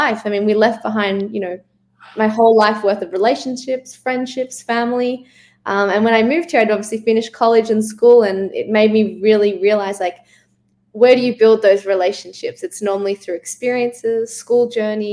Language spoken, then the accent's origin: English; Melbourne, Victoria, Australia; moved away as an adult; now in Los Angeles, United States; I'm from Melbourne, Australia. I've been living in Los Angeles for the last